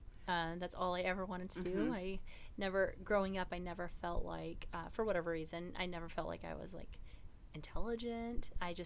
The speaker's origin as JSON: {"language": "English", "region": "Texas", "country": "United States", "tie": "born or raised there", "also_born_or_lived": "Utah / Washington", "said": "So I was born and raised in Texas. Moved around quite a bit in Texas. I'm an Army brat"}